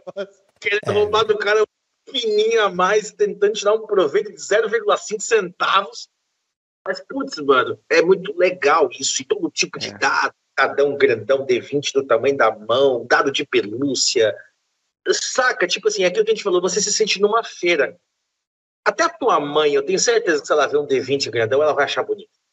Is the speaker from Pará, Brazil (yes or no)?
no; interior of Bahia, Brazil; Eu sou do interior da Bahia